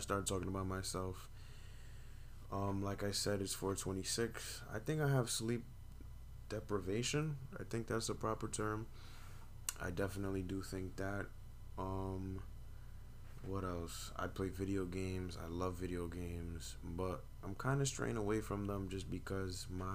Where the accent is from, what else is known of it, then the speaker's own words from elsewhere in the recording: New York City, New York, United States; also born or lived in Brooklyn / Manhattan / Bronx; I'm from New York. I've been here my whole life. I was born in Brooklyn, raised in Manhattan, and I've been living in the Bronx for about, I want to say over 12 years